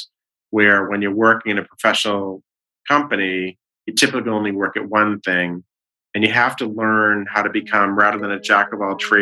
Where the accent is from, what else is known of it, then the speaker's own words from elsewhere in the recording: Boston, Massachusetts, United States; I grew up in West Roxbury